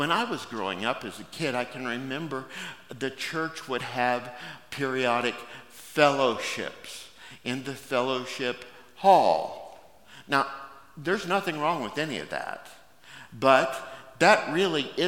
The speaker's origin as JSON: {"language": "English", "country": "United States", "said": "We as American Christians"}